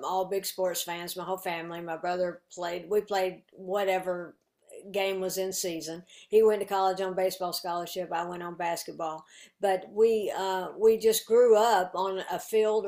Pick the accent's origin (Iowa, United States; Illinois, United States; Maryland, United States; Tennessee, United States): Tennessee, United States; Cleveland; moved away as an adult; also born or lived in Atlanta, Georgia; now in Chattanooga, United States; Originally, I'm from Cleveland, Tennessee, which is about 30 miles away